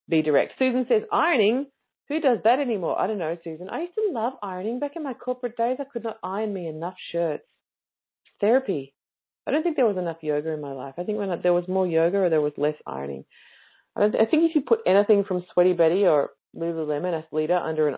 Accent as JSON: {"language": "English", "country": "Australia", "said": "as an Australian"}